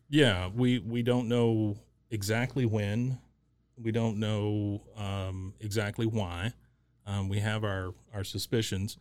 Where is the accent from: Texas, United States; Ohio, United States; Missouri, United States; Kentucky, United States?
Texas, United States; Waco; growing up in Waco, um, I left for a little while and then came back